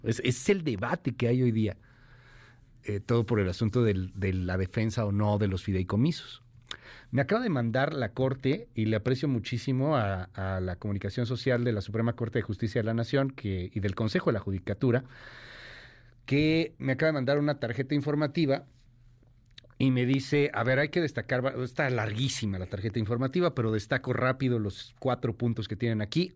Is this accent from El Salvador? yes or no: no; Mexico; siendo mexicanos